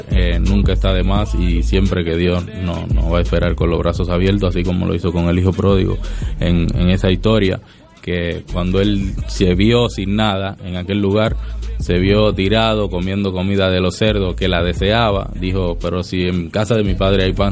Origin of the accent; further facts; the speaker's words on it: Dominican Republic; now in Argentina; aunque tengo eh, bastante tiempo ya viviendo aquí, pero no soy no soy argentino, soy de República Dominicana. Pero vivo acá hace bastante y algunas cosas se me pegaron